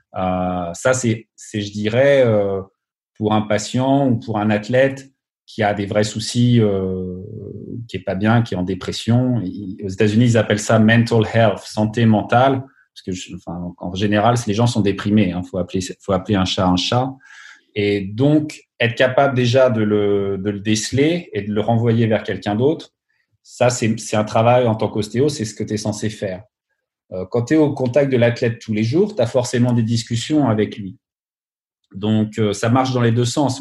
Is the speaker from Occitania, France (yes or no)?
no; Burgundy, Bourgogne-Franche-Comté, France; moved away as an adult; also born or lived in Minneapolis, United States; now in Los Angeles, United States; je viens de Bourgogne, mes grands-parents sont de Bourgogne